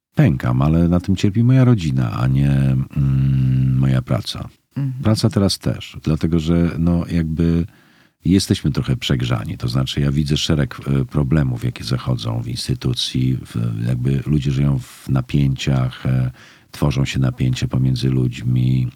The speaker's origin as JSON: {"language": "Polish", "town": "Poznań", "region": "Greater Poland", "country": "Poland", "tie": "born or raised there", "moved": "as an adult", "lives_now": "Kraków, Poland", "said": "ja jestem z Poznania"}